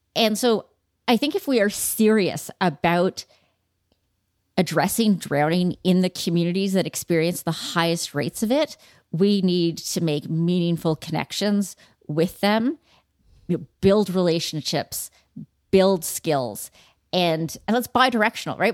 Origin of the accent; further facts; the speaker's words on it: Toronto, Ontario, Canada; growing up in Toronto at beautiful facilities